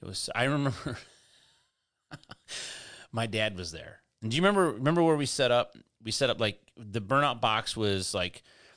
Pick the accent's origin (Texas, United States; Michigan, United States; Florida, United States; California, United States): Michigan, United States; Detroit; In Michigan, I romanticize about being from Michigan just because I'm from Michigan. Lots of good things happen there. I'm happy with, you know what I mean? Like the whole thing, just run the gamut of it. Like I'm proud to be from Detroit.